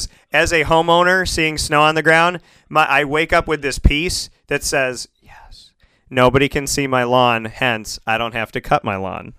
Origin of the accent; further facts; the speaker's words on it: Syracuse, New York, United States; I was born in Syracuse, New York, but I still think I'm a Floridian because there's a lot about my blood that makes me a Floridian.